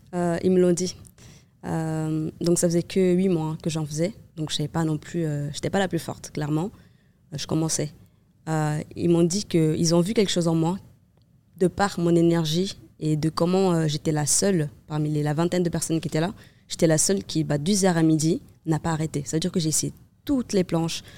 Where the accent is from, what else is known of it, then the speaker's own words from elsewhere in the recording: Cape Verde; now in Nice, France; je suis née au Cap-Vert